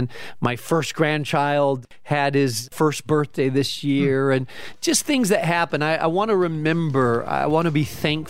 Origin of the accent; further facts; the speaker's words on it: Spain; I grew up in Spain, so you need that coffee, strong coffee, nice.